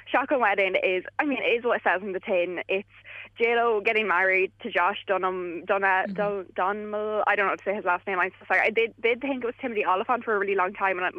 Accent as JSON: {"language": "English", "region": "England", "country": "United Kingdom", "said": "this is kind of one of the first ones that I've seen being English"}